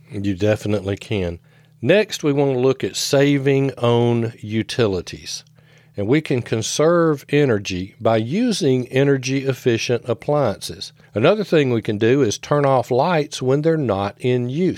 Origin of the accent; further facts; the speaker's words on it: the South, United States; I grew up in the South